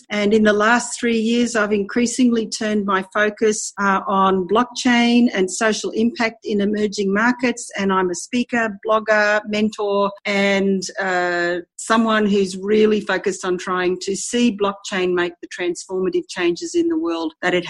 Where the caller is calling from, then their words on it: Brisbane, Queensland, Australia; I'm joining you from Brisbane, Australia.